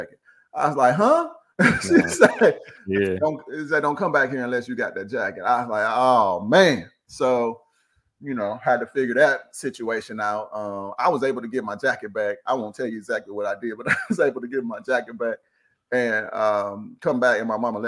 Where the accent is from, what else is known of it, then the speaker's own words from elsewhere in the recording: St. Louis, Missouri, United States; Born and raised in St. Louis, Missouri